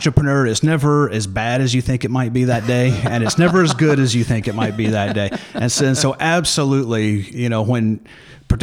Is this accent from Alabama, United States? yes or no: yes; Alabama, United States; moved away as an adult; now in Ohio, United States; I'm originally from Alabama, but I've been in Ohio for almost 3 decades now